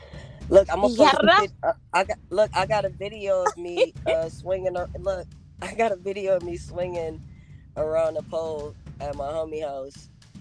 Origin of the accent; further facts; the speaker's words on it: Rochester, New York, United States; now in Los Angeles, United States; I was born in Rochester, New York. Rochester, New York is very small.